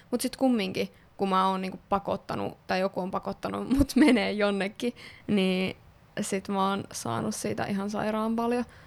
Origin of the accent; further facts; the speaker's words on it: Kokkola, Central Ostrobothnia, Finland; moved away; Kokkolassa, eli minun kotikaupungissani. Ee, öö, tai siis lapsuuden kotikaupungissani.